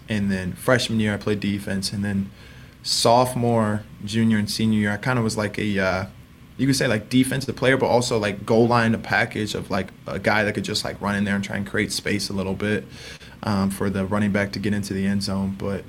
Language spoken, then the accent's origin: English; Indiana, United States; You know, we're big Colts fans. We're from Indiana, big Colts fans.